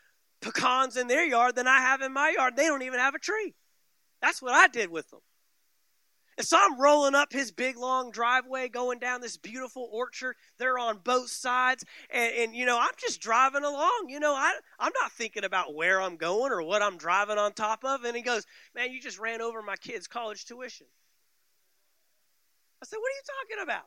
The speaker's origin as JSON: {"language": "English", "town": "Dallas", "region": "Texas", "country": "United States", "tie": "born or raised there", "moved": "yes", "lives_now": "Valdosta, United States", "said": "I grew up in the Metroplex, the Dallas-Fort Worth Metroplex"}